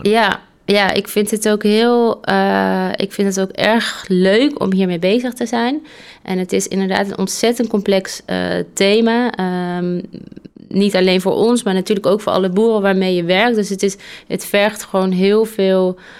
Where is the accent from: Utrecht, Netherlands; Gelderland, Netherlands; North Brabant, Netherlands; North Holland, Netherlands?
North Brabant, Netherlands; ik kom uit Brabant